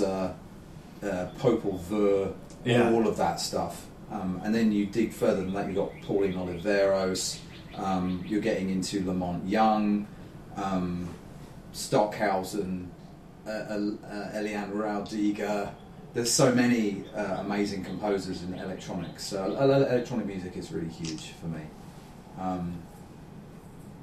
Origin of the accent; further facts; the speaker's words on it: London, United Kingdom; growing up in London